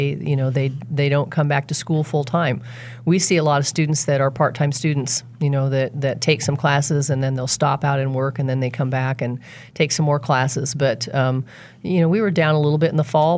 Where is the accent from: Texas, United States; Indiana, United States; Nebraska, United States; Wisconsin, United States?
Nebraska, United States; North Platte; now in El Dorado, United States; From Nebraska. Okay. Grew up in North Platte, Nebraska